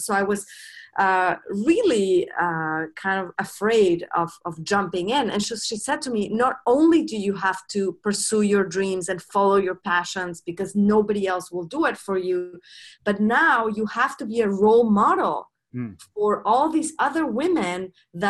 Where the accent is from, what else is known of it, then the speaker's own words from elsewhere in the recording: Mexico; moved away as an adult; now in United States; I grew up in Mexico